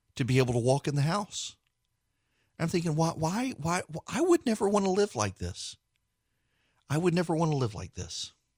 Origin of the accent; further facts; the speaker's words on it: South Louisiana, United States; I grew up in South Louisiana